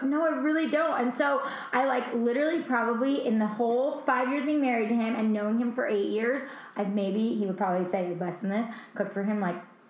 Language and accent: English; New York, United States; moved away; I'm originally from New York